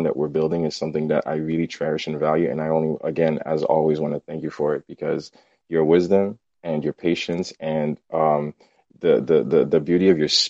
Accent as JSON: {"language": "English", "country": "Haiti", "tie": "born or raised there", "moved": "yes", "said": "I grew up in Haiti"}